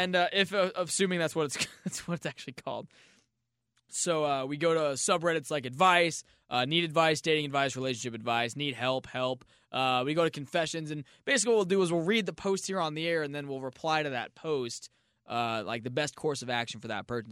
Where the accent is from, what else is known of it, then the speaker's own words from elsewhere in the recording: St. Louis, Missouri, United States; I was born in Saint Louis